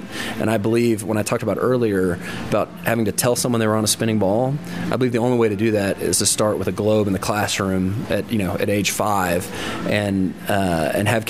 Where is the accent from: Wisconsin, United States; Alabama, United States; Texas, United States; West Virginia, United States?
Texas, United States; Fort Worth; I'm from Fort Worth